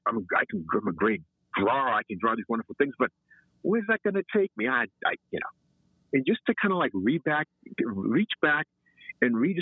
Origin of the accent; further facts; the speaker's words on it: Malden, Massachusetts, United States; Malden made me who I am. And looking back on it now, I realize how fortunate I was living in Malden.